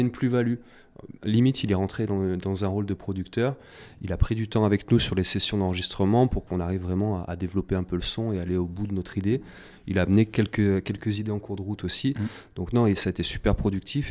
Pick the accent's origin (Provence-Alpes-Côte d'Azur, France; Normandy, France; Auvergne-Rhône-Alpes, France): Auvergne-Rhône-Alpes, France; Saint-Étienne; j'ai pris quelques cours dans la MJC de mon quartier. moi, j'étais de Terre-Noire, un quartier de saint etienne